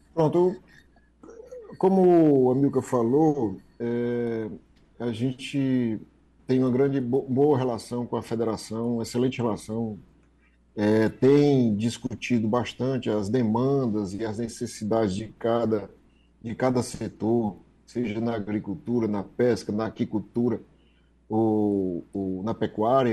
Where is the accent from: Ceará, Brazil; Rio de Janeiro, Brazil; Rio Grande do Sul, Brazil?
Ceará, Brazil; nós somos do Ceará